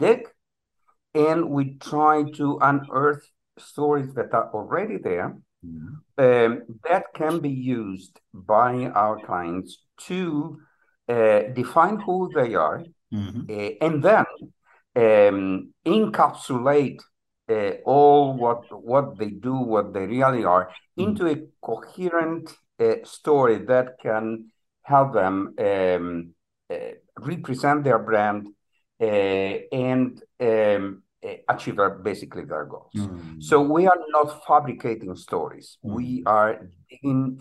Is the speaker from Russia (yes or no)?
no; northern Italy, Italy; moved away as an adult; now in Miami, United States; I live in the U.S. I've been living here for the last 25 years, but I was born in Italy in a very small town in the northern part of the country